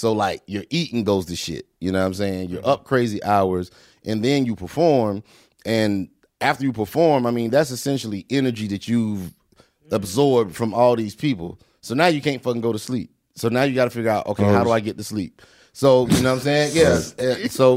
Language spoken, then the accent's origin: English; North Carolina, United States; I am from North Carolina